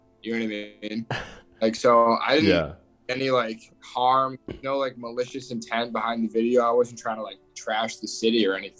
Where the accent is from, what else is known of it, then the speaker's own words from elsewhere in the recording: Michigan, United States; moved away as an adult; now in New York, United States; I'm a kid from the Midwest, born and raised in Michigan. I moved out to New York about a week ago to start a sales job at a pretty established startup.